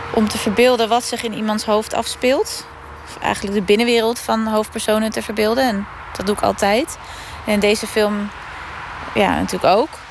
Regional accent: Woerden, Utrecht, Netherlands; ik kom uit Woerden.

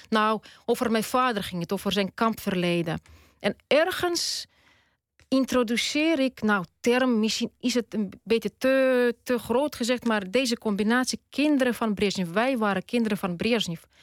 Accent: Tallinn, Harju County, Estonia; first language Russian; Dutch is a second language; moved away as an adult; now in Netherlands; Ik ben Tataars, etnisch. Ik ben geboren in Tallinn. En ik ben Russisch-talig opgevoed. Dus Russisch is wel mijn moedertaal

